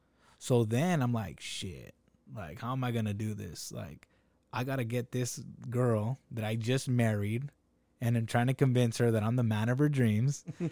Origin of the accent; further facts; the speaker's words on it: Salinas, California, United States; I was that kid growing up in Salinas.